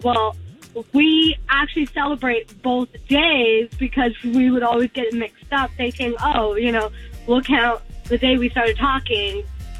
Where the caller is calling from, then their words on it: Poinciana, Florida, United States; from Poinciana.